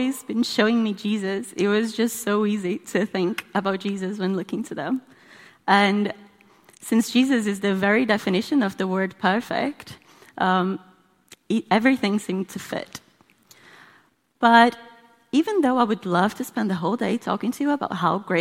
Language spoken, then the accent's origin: English; Brazil; moved away; in case you're trying to work out where my accent's from. I'm from Brazil.